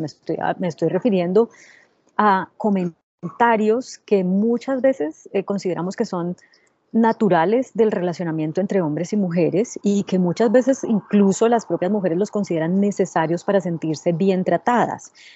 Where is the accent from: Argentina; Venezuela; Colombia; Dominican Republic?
Colombia; moved away as an adult; also born or lived in United States; cuando yo regresé a Colombia hace 10 años, después de vivir en Estados Unidos 8 años trabajando en CNN en español